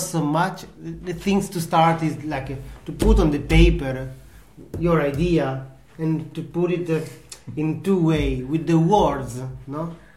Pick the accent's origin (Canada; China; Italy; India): Italy; English is a second language; now in Denmark; I come from Italy